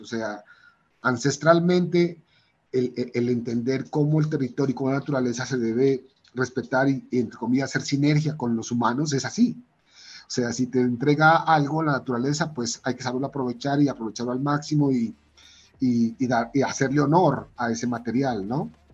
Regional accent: Pasto, Nariño, Colombia; also born or lived in Bogotá; nací en Bogotá, pero al año ya empecé a vivir en Pasto, al año de nacido ya mi familia se se devolvió a Pasto

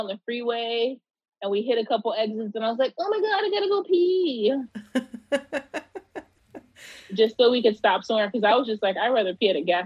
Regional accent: Pomona, California, United States; I grew up in Pomona, California.

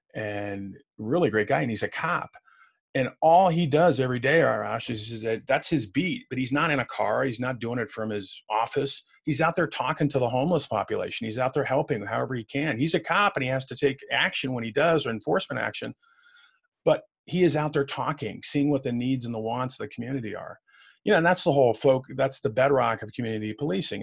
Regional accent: Waukegan, Illinois, United States; moved away; I was born in Waukegan, which is just outside of Chicago

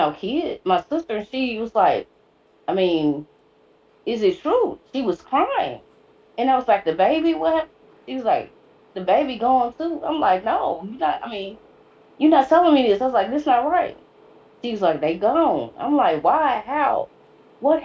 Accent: Cleveland, Mississippi, United States; moved away as an adult; also born or lived in Mound Bayou, Mississippi / Illinois; now in Memphis, United States; I'm from Cleveland. I was born in Mound Bayou, Mississippi, and then I lived in Cleveland until I was 18.

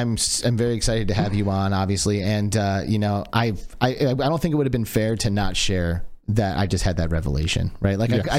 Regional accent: Michigan, United States; I grew up in Michigan

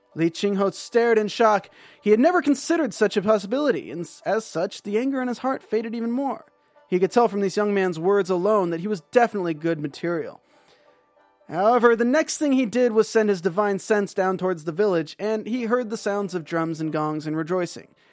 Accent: North Carolina, United States; moved away as an adult; now in California, United States; I grew up in North Carolina. I lived in California for seven years now

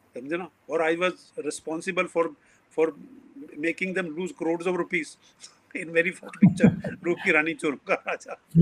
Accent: New Delhi, Delhi, India; moved away; also born or lived in Haryana; मैं पला बड़ा तो करोल बाग नई दिल्ली में हूँ और हरियाणा की मेरी रूट्स हैं

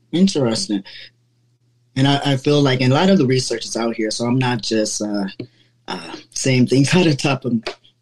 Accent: Cleveland, Ohio, United States; moved away as an adult; I'm from Cleveland, Ohio

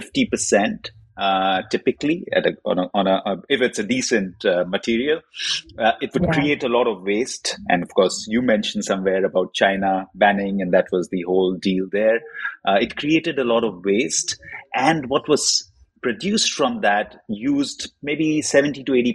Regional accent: India; I grew up in India, and in a pulp and paper packaging environment, that's what my father did.

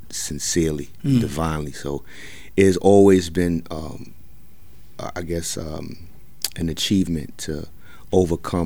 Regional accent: New York City, New York, United States; I'm from Ocean Hill, Brownsville. I grew up in Cephalo Projects and Brownsville Projects.

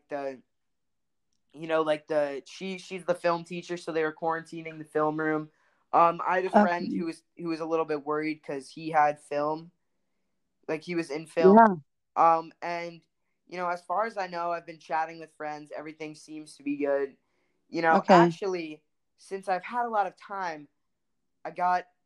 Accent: New York City, New York, United States; I'm a Jew from Brooklyn

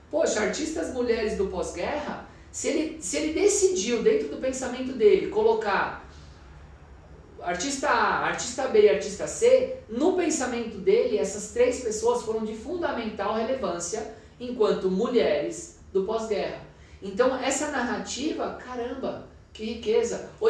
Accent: Minas Gerais, Brazil; born there; Eu quero comprar obras de artistas mulheres mineiras porque é onde eu nasci, é o que vai falar com o meu cotidiano, com a minha vida

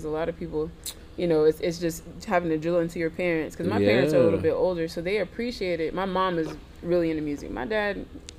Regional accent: Indianapolis, Indiana, United States; He's from where I'm from. Well, David is, because I'm from Indianapolis.

